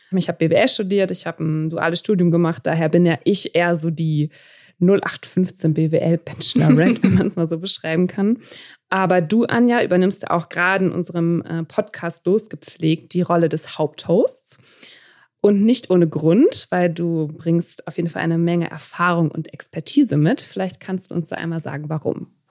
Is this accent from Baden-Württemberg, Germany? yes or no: no; Münster, North Rhine-Westphalia, Germany; now in Düsseldorf, Germany; Also ich bin in Münster aufgewachsen.